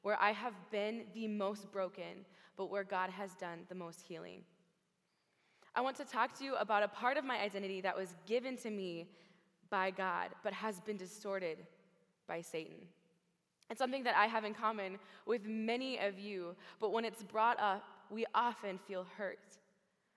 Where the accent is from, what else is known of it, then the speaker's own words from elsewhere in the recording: Oklahoma, United States; moved away; I was born in Oklahoma in a small little ranching community